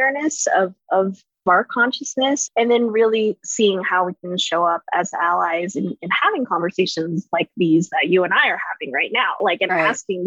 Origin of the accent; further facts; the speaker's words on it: Katy, Texas, United States; I grew up in Katy, Texas